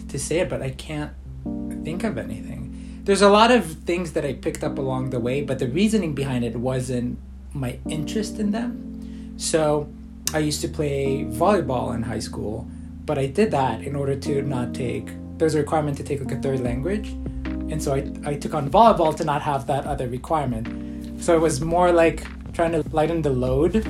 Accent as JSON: {"language": "English", "country": "Israel", "tie": "born or raised there", "said": "When I was younger, growing up in Israel"}